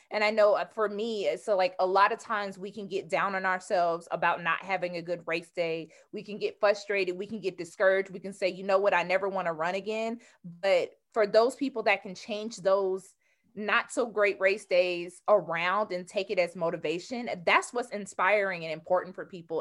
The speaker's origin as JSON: {"language": "English", "region": "Georgia", "country": "United States", "said": "I'm from Georgia, so I'm a Southern"}